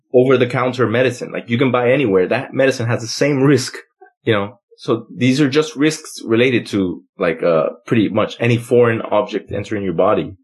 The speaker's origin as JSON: {"language": "English", "country": "United States", "said": "I'm American"}